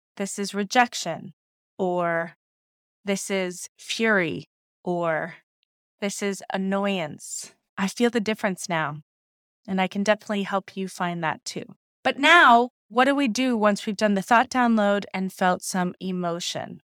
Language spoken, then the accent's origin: English; Ohio, United States; growing up in Ohio